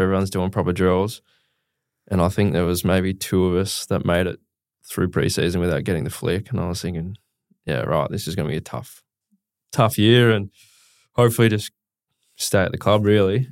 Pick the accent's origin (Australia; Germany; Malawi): Australia; Mount Gambier, South Australia; moved away; I grew up in Mount Gambier, just across the border um, in SA